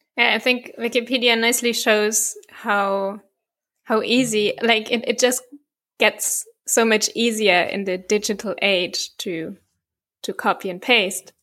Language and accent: English; Bavaria, Germany; I'm from, from Bavaria